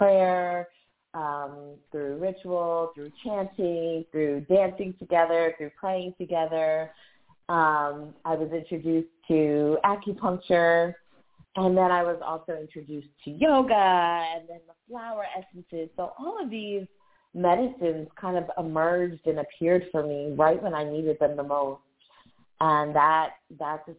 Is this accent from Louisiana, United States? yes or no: no; Atlantic City, New Jersey, United States; I was born in Atlantic City, New Jersey, and grew up there